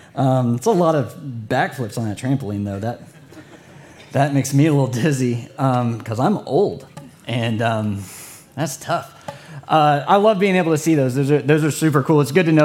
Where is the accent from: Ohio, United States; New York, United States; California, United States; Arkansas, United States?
California, United States; Like, we started here, and now we're saying bro, and we're from California.